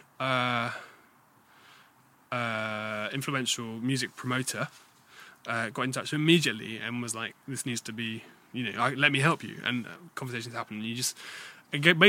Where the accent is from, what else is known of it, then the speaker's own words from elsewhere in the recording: United Kingdom; we're British.